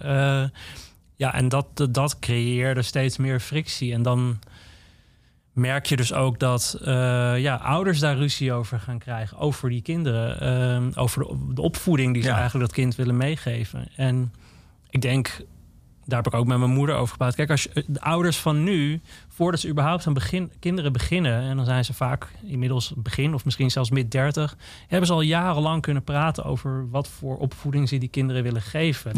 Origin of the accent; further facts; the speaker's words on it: Netherlands; ik ben een Nederlandse jongen. Ik woon in dit land.